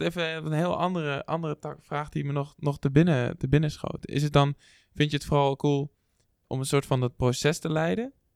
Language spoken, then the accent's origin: Dutch; Netherlands; wij als Nederlanders